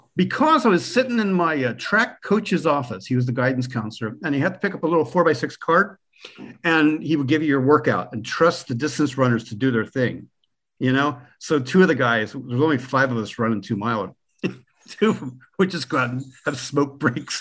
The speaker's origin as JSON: {"language": "English", "region": "Pennsylvania Dutch Country", "country": "United States", "tie": "born or raised there", "also_born_or_lived": "Germany", "moved": "as an adult", "lives_now": "Ireland", "said": "I was born in Pennsylvania Dutch territory where the signs for Trump are still up in the front yard and where people are proud Americans. So I grew up there among the Amish"}